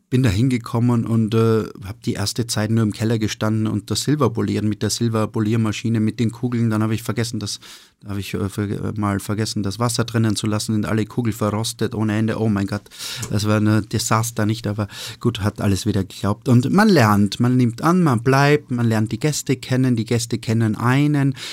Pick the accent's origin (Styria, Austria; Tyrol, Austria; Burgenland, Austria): Styria, Austria; Hofkirchen; Also ich bin im Gasthof äh, groß geworden, im Gasthof meiner, meiner Mutter. Äh, in, in einem kleinen Dorf, das heißt Hofkirchen. Hofkirchen ist ein, ein 300 Einwohner-Dörfchen in der Oststeiermark.